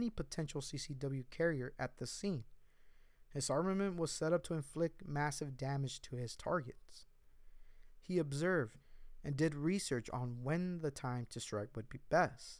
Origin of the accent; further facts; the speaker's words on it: United States; I am an American, and I see myself as an American